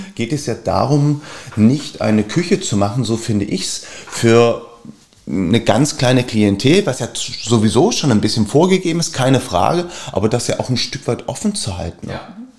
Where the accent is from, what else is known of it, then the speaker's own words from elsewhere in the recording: Berlin, Germany; ich bin Berliner